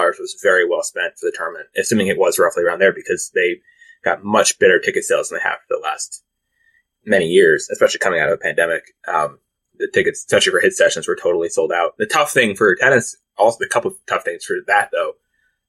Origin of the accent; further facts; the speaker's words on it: Washington, District of Columbia, United States; I'm in Washington, my hometown